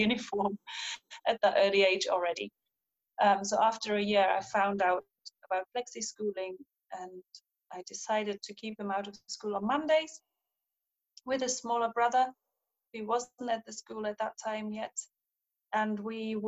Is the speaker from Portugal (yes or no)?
no; East Germany, Germany; now in Edinburgh, United Kingdom; I grew up in East Germany, in the GDR